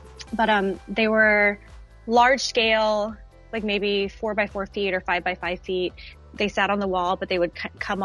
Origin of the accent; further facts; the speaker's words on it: United States; also born or lived in Dallas, Texas; I am an American artist